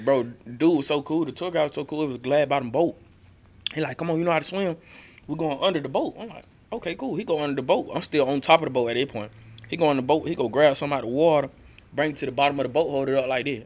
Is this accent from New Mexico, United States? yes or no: no; Macon, Georgia, United States; I'm from the South Side